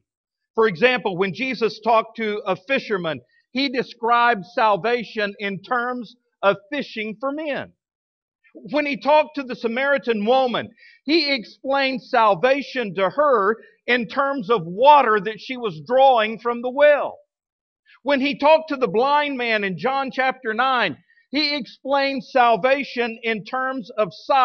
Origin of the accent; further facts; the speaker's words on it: Midland, Texas, United States; now in Fort Smith, United States; I grew up out there in outside of Midland in West Texas